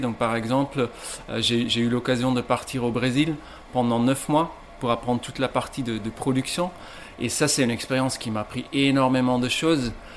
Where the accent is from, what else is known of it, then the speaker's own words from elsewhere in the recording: Ghent, Flanders, Belgium; moved away as an adult; now in Lille, France; je viens de Gand en Belgique